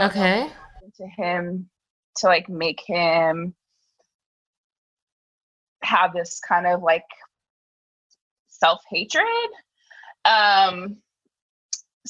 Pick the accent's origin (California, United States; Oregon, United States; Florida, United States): California, United States; Los Angeles; born in LA, raised in the San Fernando Valley